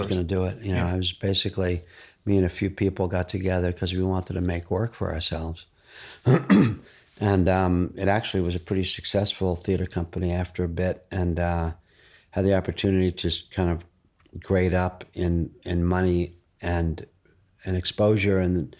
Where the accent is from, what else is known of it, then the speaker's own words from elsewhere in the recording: New York, United States; I was from New York.